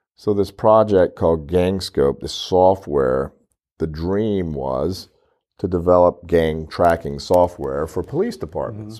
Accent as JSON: {"language": "English", "region": "Louisiana", "country": "United States", "moved": "yes", "lives_now": "Corpus Christi, United States", "said": "I'm from Louisiana, seven hours away, we have a couple of farms there, we enjoy going back"}